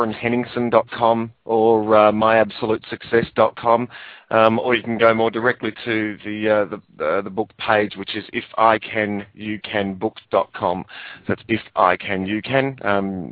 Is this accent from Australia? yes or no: yes; Melbourne, Victoria, Australia; I'm from sunny Melbourne in Australia, or in Victoria in Australia